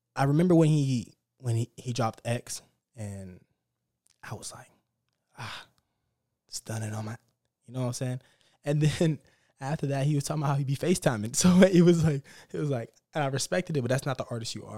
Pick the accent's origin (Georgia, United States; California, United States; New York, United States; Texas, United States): Texas, United States; Dallas; I'm from Dallas too